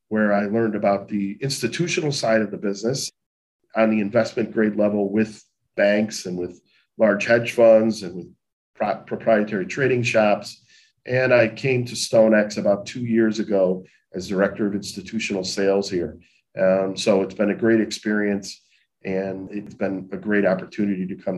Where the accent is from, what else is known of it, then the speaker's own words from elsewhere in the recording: Chicago, Illinois, United States; a kid growing up in Chicago, who normal background growing up in the city itself